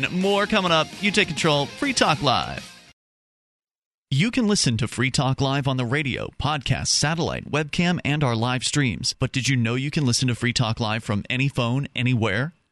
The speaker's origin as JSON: {"language": "English", "town": "Keene", "region": "New Hampshire", "country": "United States", "said": "I'm from Keene, New"}